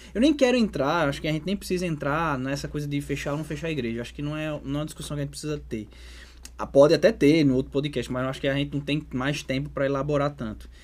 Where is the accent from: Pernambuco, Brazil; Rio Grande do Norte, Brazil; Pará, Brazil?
Rio Grande do Norte, Brazil; Natal; do meu estado, Rio Grande do Norte, eu sou de Natal